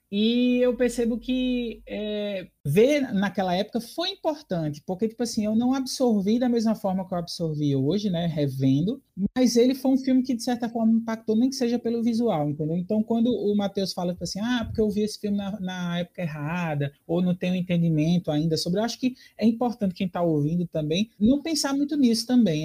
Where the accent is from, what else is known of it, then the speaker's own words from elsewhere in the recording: Brazil; principalmente sendo brasileiro